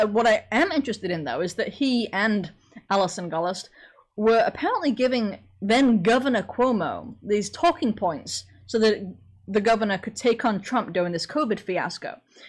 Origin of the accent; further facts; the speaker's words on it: Sheffield, Yorkshire and the Humber, United Kingdom; accent: Sheffield; moved away; I was from Sheffield, so a heck of a lot north of you. So my accent was actually really strong when I first got here, but it wasn't like a southern English accent